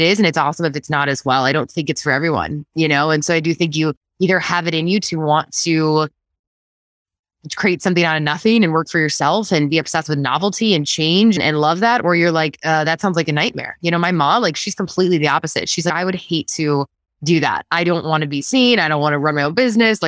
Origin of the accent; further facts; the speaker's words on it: Wheaton, Illinois, United States; So I grew up in Wheaton outside of Chicago